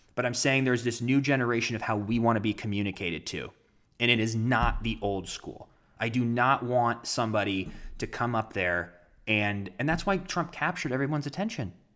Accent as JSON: {"language": "English", "region": "Ohio", "country": "United States", "tie": "born or raised there"}